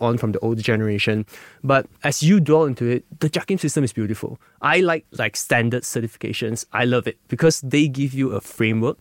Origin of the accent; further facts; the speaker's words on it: Malaysia; as a Malaysian that I grew up here